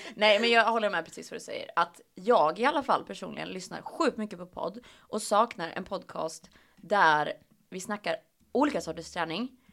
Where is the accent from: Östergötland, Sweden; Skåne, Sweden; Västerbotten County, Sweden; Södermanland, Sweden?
Östergötland, Sweden; accent: Östgötska; pratar lite östgötska